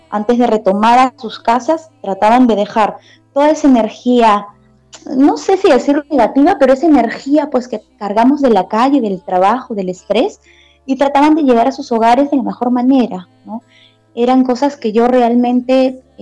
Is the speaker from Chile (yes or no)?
no; Peru; moved away as an adult; also born or lived in China